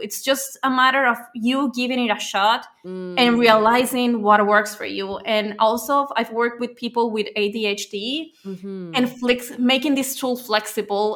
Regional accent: Venezuela; now in Spain; So I'm from Venezuela. I live in Spain

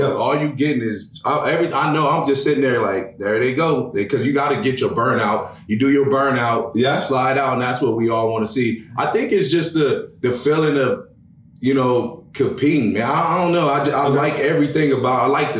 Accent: Los Angeles, California, United States; I grew up in Los Angeles, California. Then I moved to Pomona, and Pomona has the Los Angeles County Fair

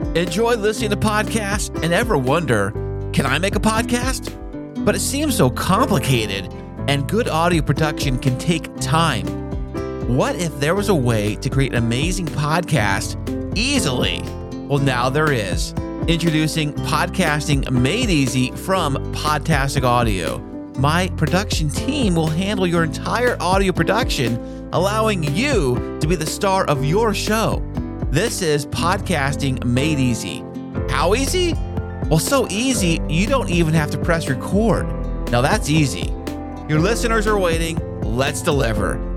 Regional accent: San Diego, California, United States; born and bred and never left

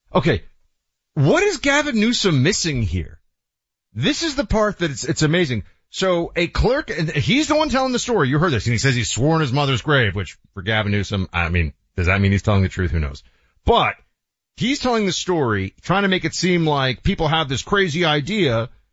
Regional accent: New York, United States; I grew up in New York and I loved it

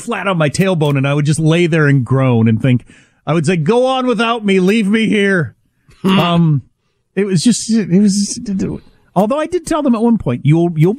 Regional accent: Midwest, United States; moved away; I'm from the Midwest

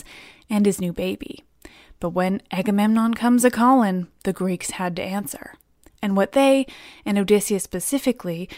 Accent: England, United Kingdom; I pronounce lots of C's soft because I'm English

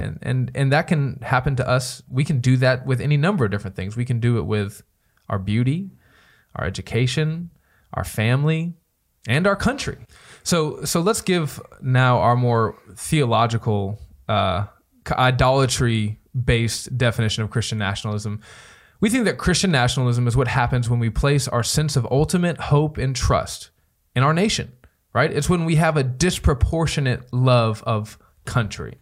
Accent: United States; I love being an American

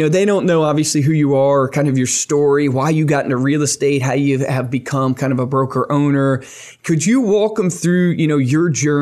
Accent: Virginia, United States; I grew up in Virginia

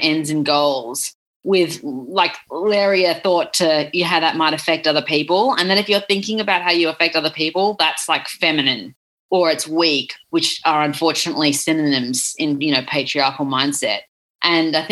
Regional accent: Australia; as an Australian

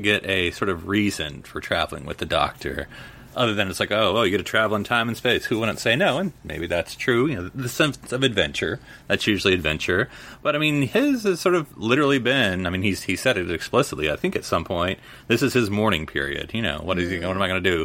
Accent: United States; I'm an American

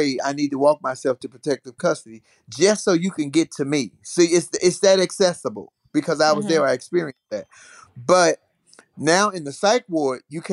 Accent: Chicago, Illinois, United States; I'm in Chicago, which is my hometown

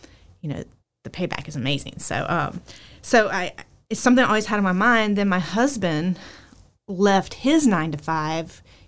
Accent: Winston-Salem, North Carolina, United States; I did grow up right here in Triad in Winston-Salem area. I never lived anywhere other than here.

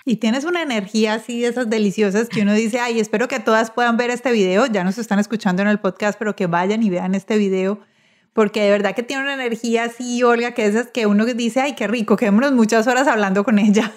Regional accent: Medellín, Antioquia, Colombia; los que estamos, vivimos y este, crecimos en Medellín

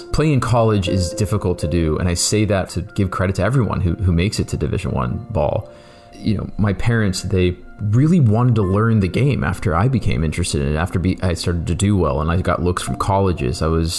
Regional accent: Canton, Ohio, United States; You know, I grew up in Canton, Ohio. I am first generation Indian American.

